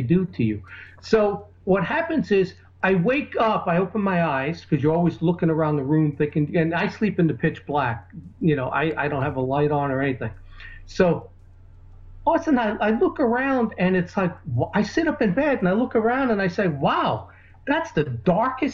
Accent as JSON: {"language": "English", "region": "New York", "country": "United States", "tie": "born or raised there", "said": "the New Yorker in me is, because that's where I grew up"}